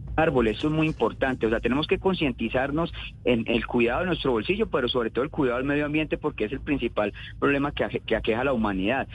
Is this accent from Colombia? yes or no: yes; Colombia; nosotros como colombianos